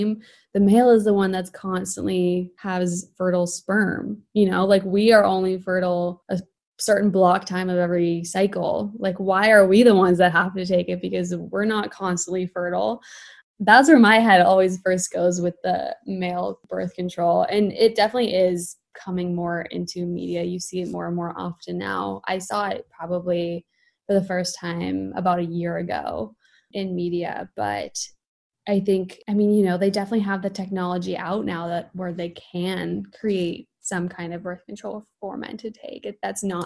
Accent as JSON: {"language": "English", "region": "California", "country": "United States", "tie": "born or raised there", "said": "I'm from California. And I think that has a huge play in me wanting to dive more into sustainability. I think, I mean, I grew up with it here a lot"}